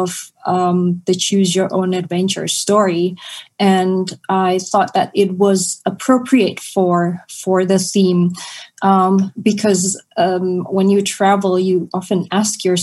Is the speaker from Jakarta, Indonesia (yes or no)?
yes; Jakarta, Indonesia; moved away as an adult; also born or lived in New York; Jakarta is my hometown.